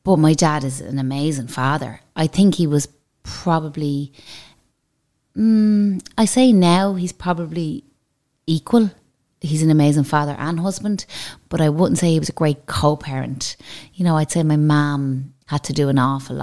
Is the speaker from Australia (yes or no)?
no; Dublin, Leinster, Ireland; I grew up, my main childhood was in Celtic Park in Dublin 9. It's Whitehall